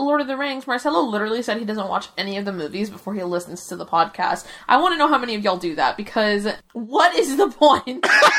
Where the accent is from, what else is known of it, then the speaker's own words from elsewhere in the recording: Canada; But they know I came from Canada, and they know that I, like, have pals in Canada